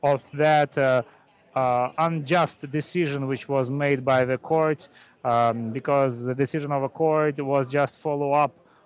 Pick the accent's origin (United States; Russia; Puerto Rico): Russia; Moscow; English is a second language; I'm from Moscow and I'm a Moscovite, I have no links to the Caucasus